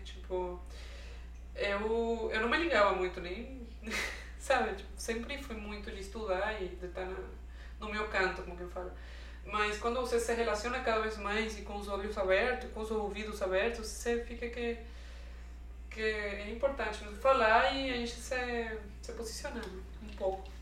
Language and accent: Portuguese; Venezuela; Portuguese is a second language; moved away as an adult; now in Brazil; eu sou venezuelana, tipo, tenho três anos morando aqui no Brasil